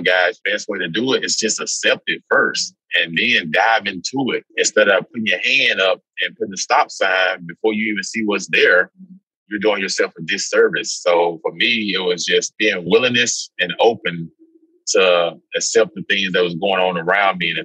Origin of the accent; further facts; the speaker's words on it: Mississippi, United States; also born or lived in Alabama; growing up in Mississippi